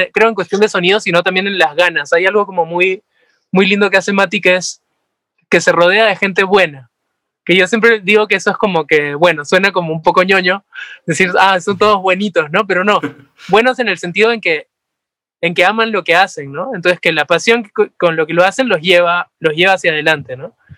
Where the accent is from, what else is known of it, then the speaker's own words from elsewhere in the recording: Peru; somos peruanos